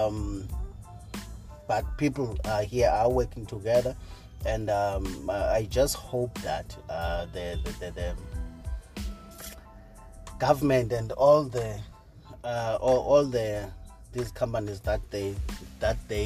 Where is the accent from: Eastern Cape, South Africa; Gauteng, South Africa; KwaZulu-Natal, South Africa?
Eastern Cape, South Africa; Cofimvaba; now in East London, South Africa; I'm born and bred in Tsofimvaba in the old Transkei